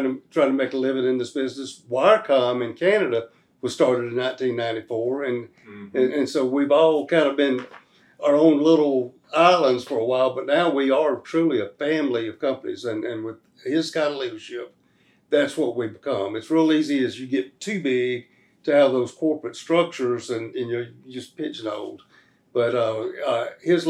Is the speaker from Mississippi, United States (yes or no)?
yes; Brookhaven, Mississippi, United States; also born or lived in Panama City, Florida; Brookhaven, Mississippi, my hometown. I grew up there